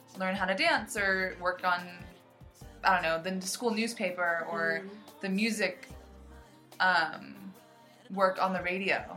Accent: United States; I grew up in the United States in America

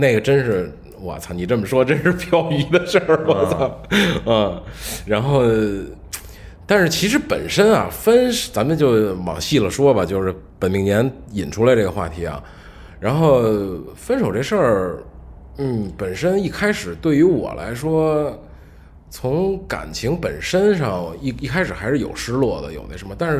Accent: China; 或者说我们中国人本身的，就是到这个岁数了，干什么事儿说的很多话，

